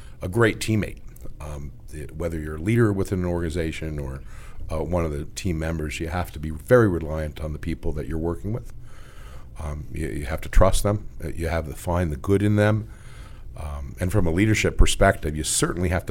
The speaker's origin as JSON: {"language": "English", "town": "McLean", "region": "Virginia", "country": "United States", "tie": "born or raised there", "said": "I grew up here locally in McLean, Virginia."}